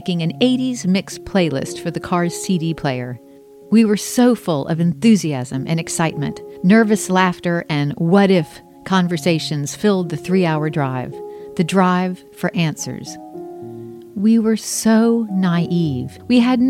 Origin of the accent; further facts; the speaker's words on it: Charleston, South Carolina, United States; I was born in Charleston, South Carolina on February 29, 1968